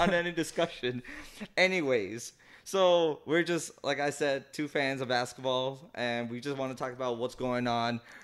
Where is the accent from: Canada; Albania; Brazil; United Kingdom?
Canada; Toronto, Ontario; we're from Toronto